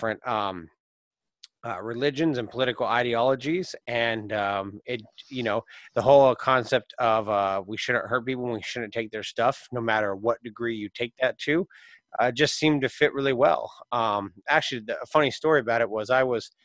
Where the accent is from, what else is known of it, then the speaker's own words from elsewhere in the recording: Alaska, United States; growing up in Alaska